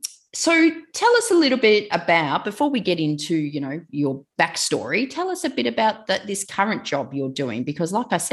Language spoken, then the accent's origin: English; Melbourne, Victoria, Australia; I grew up in Greensboro, and I know exactly what you mean. It was like the country back then.